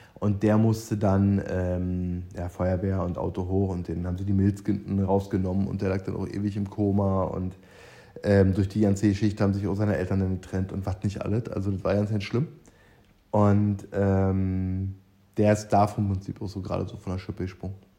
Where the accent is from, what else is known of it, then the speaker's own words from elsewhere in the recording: East Germany, Germany; meine DDR-Vergangenheit